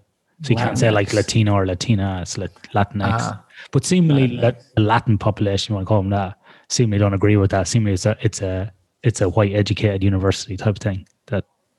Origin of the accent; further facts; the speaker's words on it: Ireland; Remember, I grew up in Ireland